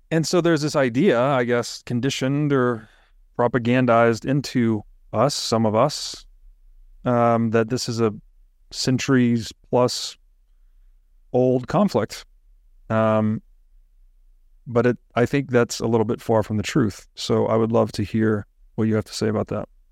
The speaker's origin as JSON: {"language": "English", "region": "Tennessee", "country": "United States", "tie": "born or raised there", "said": "growing up in Tennessee"}